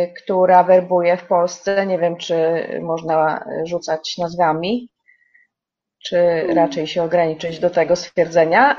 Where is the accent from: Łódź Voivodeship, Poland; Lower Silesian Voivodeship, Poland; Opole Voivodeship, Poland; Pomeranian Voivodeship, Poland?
Lower Silesian Voivodeship, Poland; moved away as an adult; now in Kramfors, Sweden; robiłam ją w województwie dolnośląskim w szpitalu, E, i z skąd pochodzę